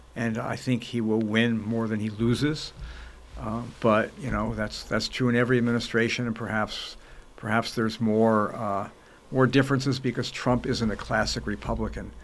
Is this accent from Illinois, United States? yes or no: no; Los Angeles, California, United States; also born or lived in New York; I was born in New York. My parents moved to Los Angeles when I was five